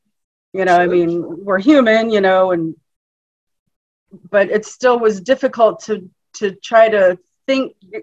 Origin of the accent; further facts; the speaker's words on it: Alaska, United States; now in Florida, United States; I'm from Alaska, born and raised. Oh. Yeah, living in Florida right now